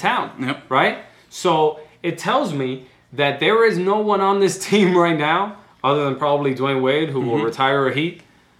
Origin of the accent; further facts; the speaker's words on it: Cuba; moved away; I was born in Cuba.